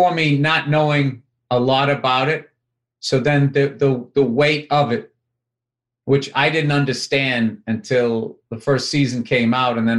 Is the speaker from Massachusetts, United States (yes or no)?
yes; Boston, Massachusetts, United States; accent: Boston (very soft); my Boston accent